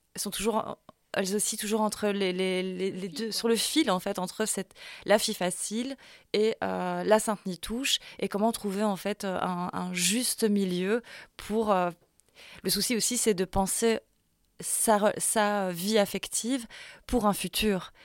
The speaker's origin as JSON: {"language": "French", "town": "La Louvière", "region": "Wallonia", "country": "Belgium", "tie": "born or raised there", "said": "j'ai grandi à la Louvière"}